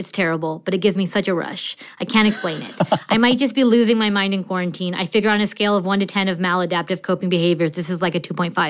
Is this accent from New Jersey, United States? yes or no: yes; New Jersey, United States; now in Philadelphia, United States; I moved to Philadelphia from New Jersey in the fall of 2019.